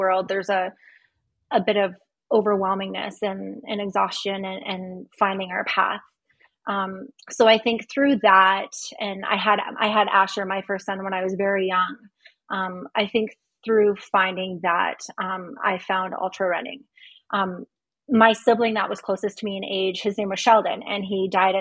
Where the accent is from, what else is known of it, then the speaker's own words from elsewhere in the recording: North Battleford, Saskatchewan, Canada; moved away as an adult; also born or lived in Lethbridge, Alberta; now in Calgary, Canada; I'm originally from North Battleford, Saskatchewan. I was born and raised there.